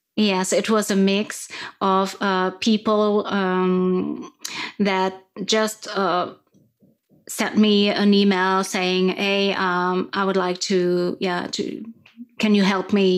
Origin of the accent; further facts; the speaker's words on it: France; first language French; English is a second language; You can probably hear my accent. Um, I'm, I'm French